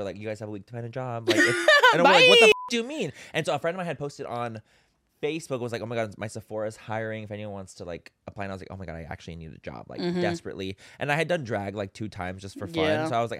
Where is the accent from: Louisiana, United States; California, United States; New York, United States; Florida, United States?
California, United States; San Diego; San Diego.